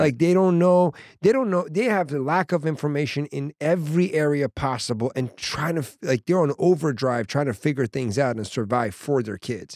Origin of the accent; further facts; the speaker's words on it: Washington, District of Columbia, United States; moved away; I go to D C, which is my hometown, my mom and my family